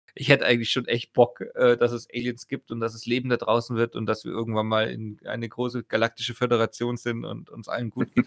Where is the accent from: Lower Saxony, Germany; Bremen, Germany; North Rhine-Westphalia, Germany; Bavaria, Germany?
Bavaria, Germany; Augsburg; bei uns in Augsburg